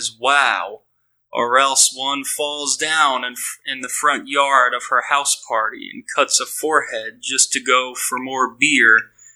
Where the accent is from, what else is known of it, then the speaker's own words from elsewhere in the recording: New Orleans, Louisiana, United States; I'm from New Orleans. I live here